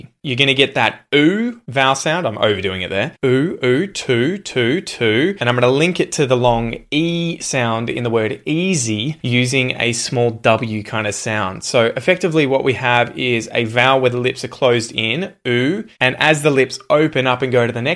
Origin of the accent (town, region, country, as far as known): Australia